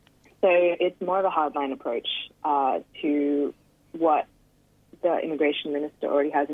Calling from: New South Wales, Australia; Yeah, I'm joining from Darug Country, which is also known as Western City.

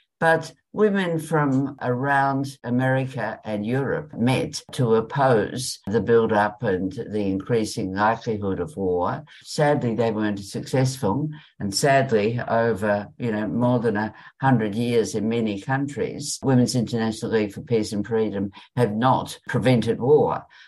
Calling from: Richmond, Tasmania, Australia; I'm ringing in from Richmond, Tasmania, Tongalonga country.

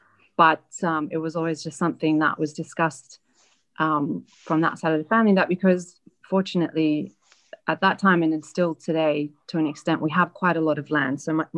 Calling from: London, United Kingdom; accent: Australian; Actually, I'm calling you from London.

